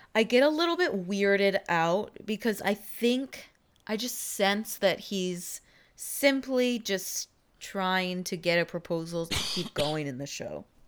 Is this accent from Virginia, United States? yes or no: no; Texas, United States; I was from Texas